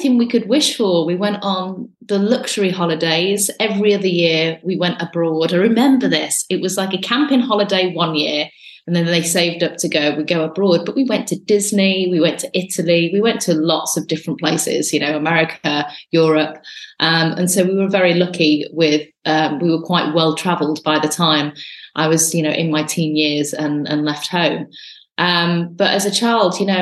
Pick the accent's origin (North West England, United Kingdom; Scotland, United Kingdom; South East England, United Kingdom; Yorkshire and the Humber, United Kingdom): North West England, United Kingdom; Radcliffe; my life started in a little place in Lancashire called Radcliffe